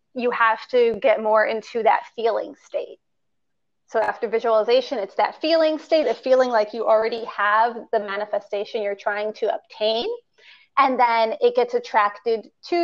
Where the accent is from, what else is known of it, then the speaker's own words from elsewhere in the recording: Chicago, Illinois, United States; I'm from Chicago. It's where I currently live